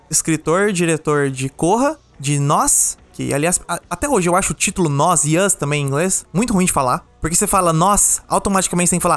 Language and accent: Portuguese; Brazil; Não, não, olha, eu sou brasileiro.